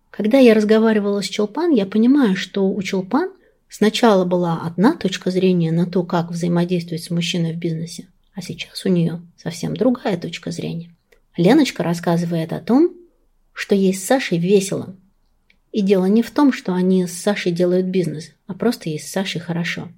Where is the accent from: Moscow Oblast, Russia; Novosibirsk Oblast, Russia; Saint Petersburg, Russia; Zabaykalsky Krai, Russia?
Moscow Oblast, Russia; Klin; была лучшим бухгалтером города Клин. Это мой родной город